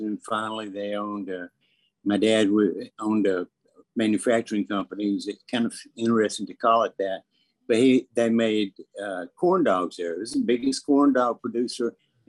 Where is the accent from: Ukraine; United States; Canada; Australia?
United States; the South; growing up in the South, you know, I started out when I was 9 years old, you know.